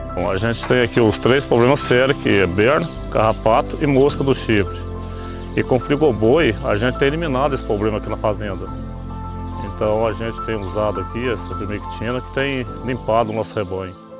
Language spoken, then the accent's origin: Portuguese; Capitólio, Minas Gerais, Brazil; sou de Capitólio, trabalho aqui na fazenda do Sabiá